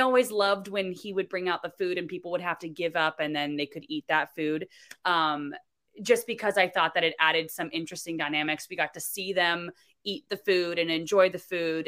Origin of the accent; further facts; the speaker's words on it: Florida, United States; I'm from Florida